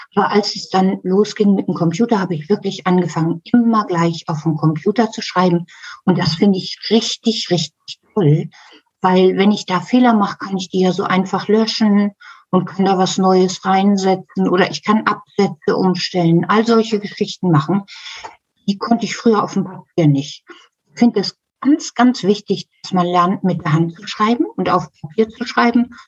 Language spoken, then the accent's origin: German; Hamburg, Germany; als Kind in der Schule gelernt. In Hamburg